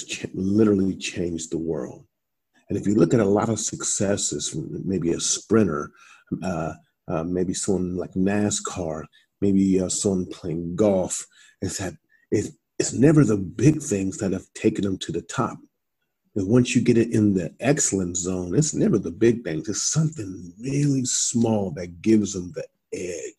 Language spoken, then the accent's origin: English; Columbus, Ohio, United States; moved away as an adult; also born or lived in Iowa; I'm from Columbus, Ohio. I'm from the hood.